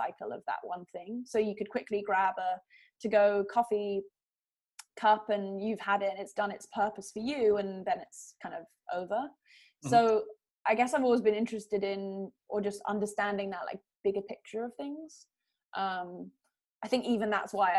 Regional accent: London, United Kingdom; now in California, United States; growing up in London, my family and I, since I was born, went to our little house on the beach on the south coast of England.

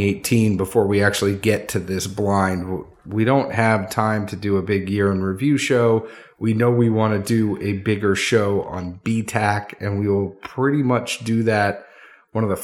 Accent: the North, United States; now in the South, United States; I had growing up in the North

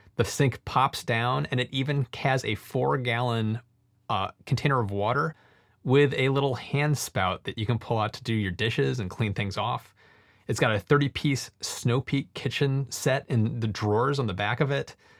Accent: United States; as an American

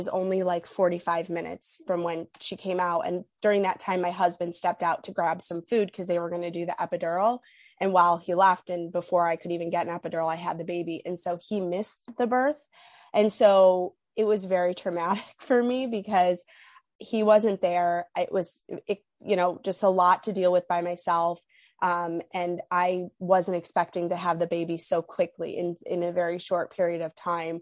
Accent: New York, United States; moved away as an adult; now in Illinois, United States; I'm from New York, but I currently live in Illinois, and we're hopeful that we'll move back to New York soon

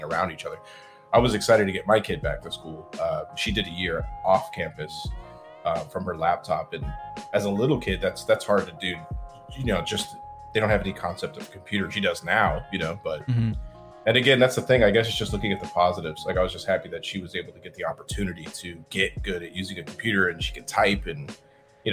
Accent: Arizona, United States; also born or lived in California; I was born in California. Moved to Arizona

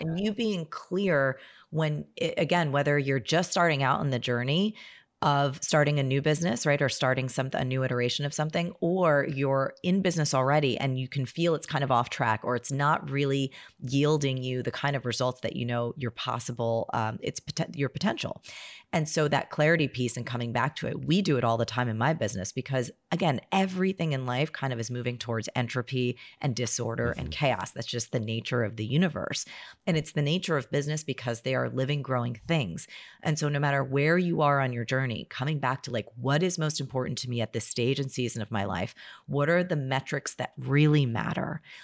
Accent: New Jersey, United States; I'm from New Jersey

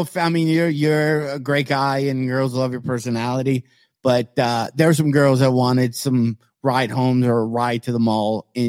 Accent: South Lyon, Michigan, United States; I'm from South Lyon.

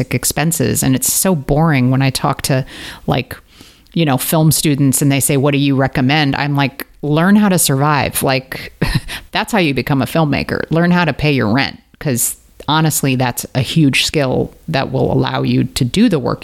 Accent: St. Louis, Missouri, United States; I grew up in St. Louis, Missouri, the home of Ferguson.

